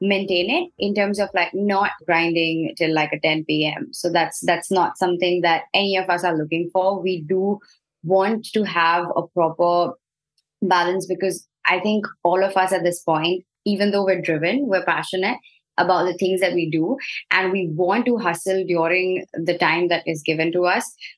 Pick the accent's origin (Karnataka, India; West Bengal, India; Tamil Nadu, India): West Bengal, India; Kolkata; moved away as an adult; now in Singapore; I'm from Calcutta in India. I'm here in Singapore for my undergraduate studies.